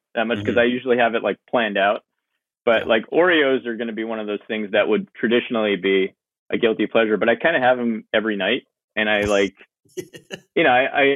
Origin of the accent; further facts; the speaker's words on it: Northeastern Pennsylvania, United States; moved away as an adult; now in Delaware County, United States; I grew up in Northeastern PA